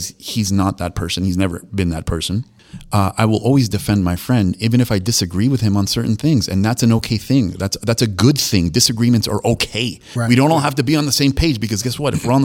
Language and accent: English; Argentina; now in Florida, United States; I was born in Argentina, so I'm Latino descent